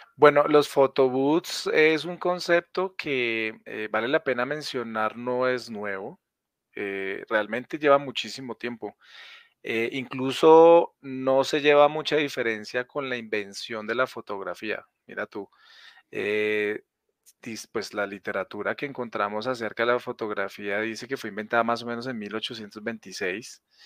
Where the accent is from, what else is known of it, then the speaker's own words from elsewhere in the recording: Villavicencio, Meta, Colombia; now in Bogotá, Colombia; yo nací en Villavicencio, pero hace muchos años vivo en Bogotá